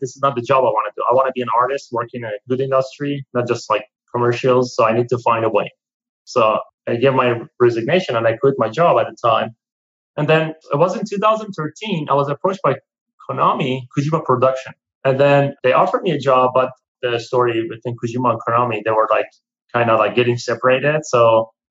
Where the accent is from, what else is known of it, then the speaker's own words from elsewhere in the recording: Iran; moved away as an adult; I'm from Iran originally